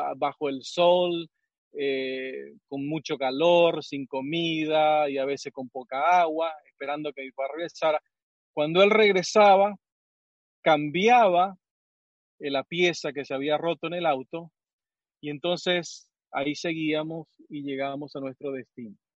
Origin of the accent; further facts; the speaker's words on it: Misiones, Argentina; moved away; yo crecí en Misiones